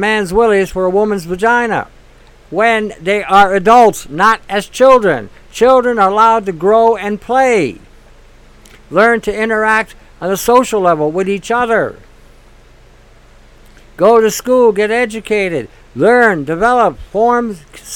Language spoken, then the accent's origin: English; Detroit, Michigan, United States; now in Canada; I grew up in Detroit